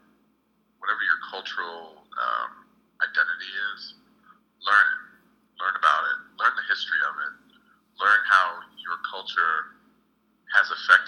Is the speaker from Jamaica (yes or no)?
yes; Jamaica; it's based on me finding out about my DNA as being from Nigeria and knowing that I'm from Jamaica